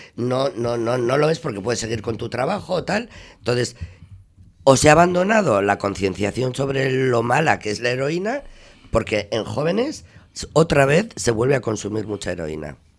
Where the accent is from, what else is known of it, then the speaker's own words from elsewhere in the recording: Santurtzi, Basque Country, Spain; Yo soy de Santurchi